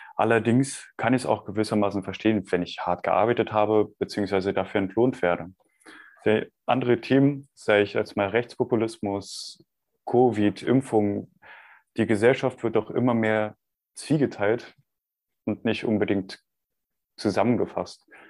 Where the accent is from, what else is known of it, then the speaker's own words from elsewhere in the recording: Germany; bei uns in Deutschland